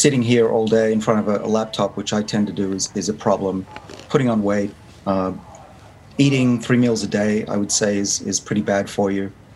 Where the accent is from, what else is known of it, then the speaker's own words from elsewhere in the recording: Sydney, New South Wales, Australia; moved away as an adult; now in United States; I grew up in Sydney, so I may be at Harvard, but I'm still very much Australian